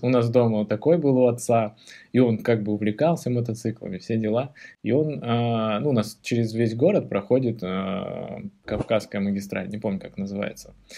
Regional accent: Beslan, North Ossetia–Alania, Russia; мы же из Беслана

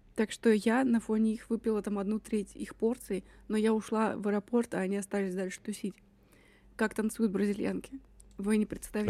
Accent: Russia; Я из России

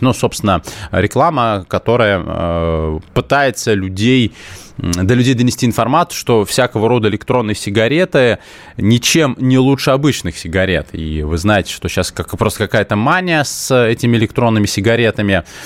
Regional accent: Moscow, Russia; я коренной москвич

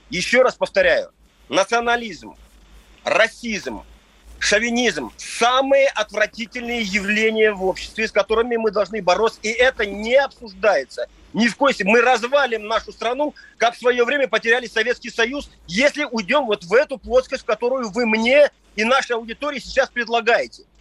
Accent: Dagestan, Russia; я лично, как дагестанец … сын своего отца и представитель рода, не извинялся бы

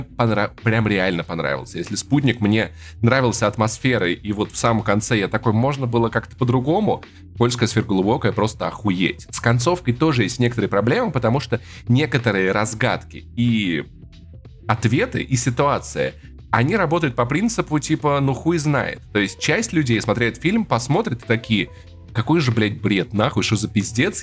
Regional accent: Russia; Мы выросли в России

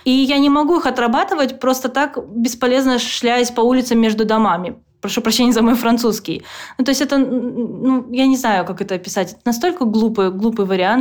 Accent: Petrozavodsk, Republic of Karelia, Russia; moved away as an adult; now in United States; я просто девочка из Петрозаводска

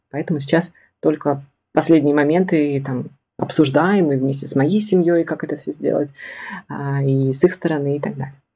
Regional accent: Siberia, Russia; also born or lived in Tomsk; Я из Сибири окончила Томский государственный педагогический университет

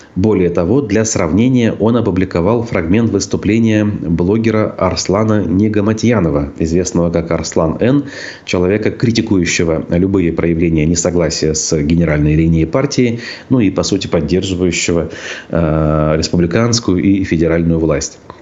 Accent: Tyumen Oblast, Khanty-Mansi Autonomous Okrug, Russia; moved away; в детстве я рос э, в Хандамасийском округе Тюменской области

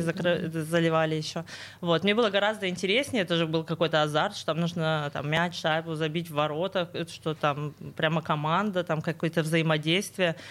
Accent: Sverdlovsk Oblast, Russia; я тоже родом из Свердловской области

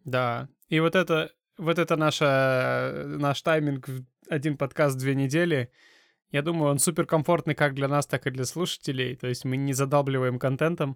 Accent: Kazakhstan; мы э, сами из Казахстана

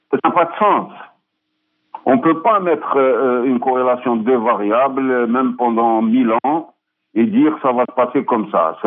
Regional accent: Algeria; je suis un Algérien

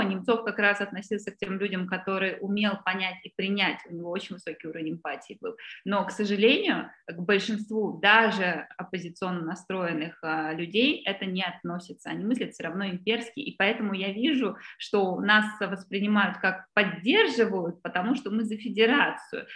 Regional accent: Saint Petersburg, Russia; moved away; я выросла в Петербурге

